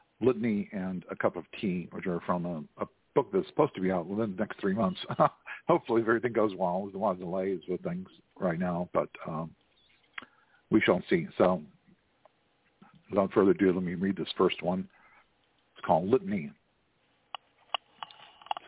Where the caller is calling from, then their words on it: Houston, Texas, United States; I'm calling from Houston, Texas